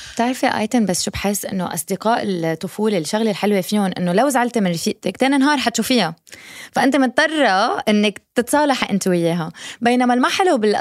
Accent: Lebanon; moved away; also born or lived in United States; ربيت بلبنان بعدين سافرت على امريكا بعدين رجعت على لبنان

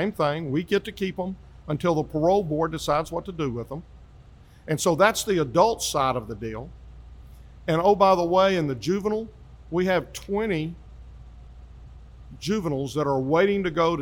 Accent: Grand Prairie, Texas, United States; now in Hurst, United States; I grew up in Grand Prairie, part of Dallas County.

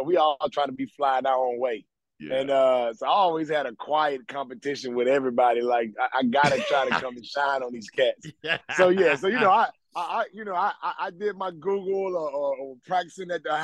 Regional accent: Memphis, Tennessee, United States; I'm from Memphis

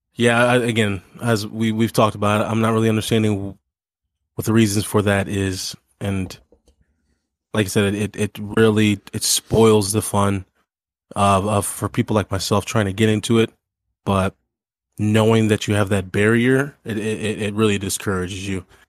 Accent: Missouri, United States; moved away; growing up in Missouri

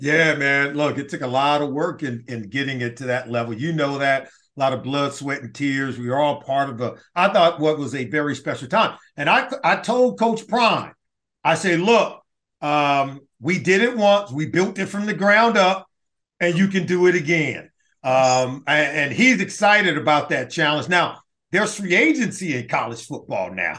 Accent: Los Angeles, California, United States; I grew up in Los Angeles.

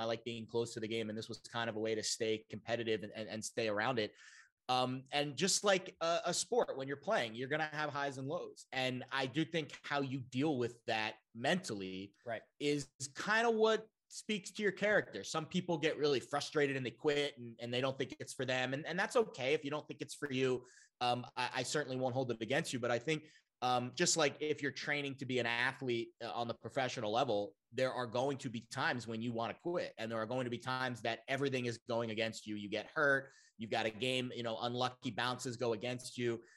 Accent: New York, United States; I got converted to my hometown New York roots

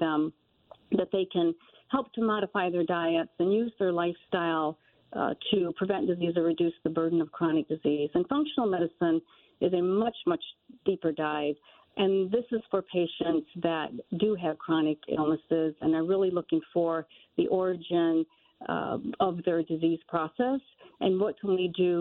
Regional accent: Michigan, United States; also born or lived in Pittsburgh; I'm from Michigan, but went to Pittsburgh

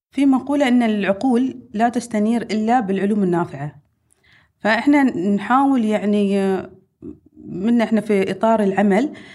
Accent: United Arab Emirates

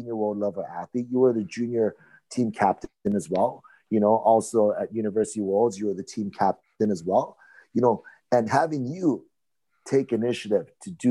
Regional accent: Hawaii, United States; I'm from Hawaii

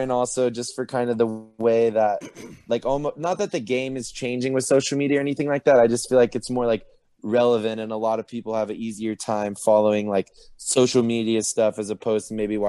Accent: Oceanside, California, United States; moved away as an adult; also born or lived in New Orleans, Louisiana; I'm from Oceanside, California

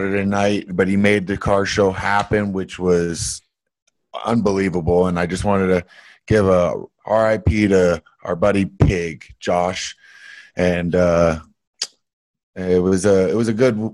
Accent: Canada; I grew up in Canada

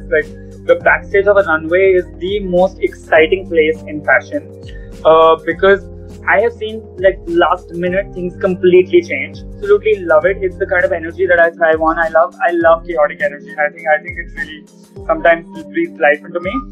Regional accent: Delhi, India; now in Mumbai, India

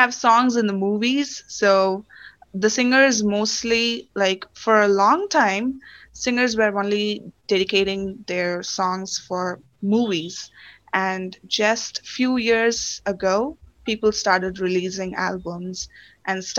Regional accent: Tamil Nadu, India; first language Tamil; English is a second language; I come from Tamil Nadu

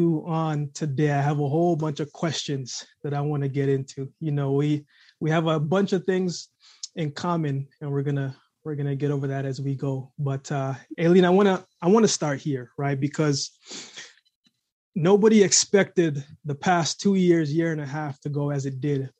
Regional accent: Jamaica; I was born in Jamaica myself

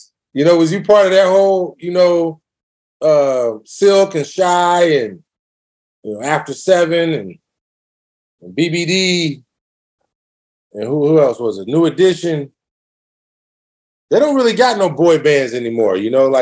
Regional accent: Bay Area, California, United States; I'm from the Bay, man, all day, born and raised

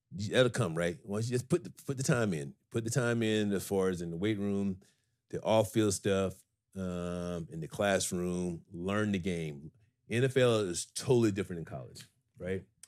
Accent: Griffin, Georgia, United States; I'm only forty miles, um, from Atlanta to Griffin, Georgia. My hometown is forty miles south

